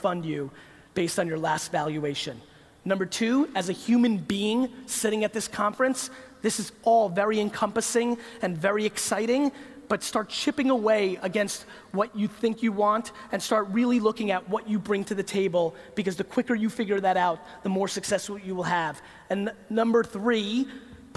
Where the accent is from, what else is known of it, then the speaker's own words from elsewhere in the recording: United States; When I grew up in the United States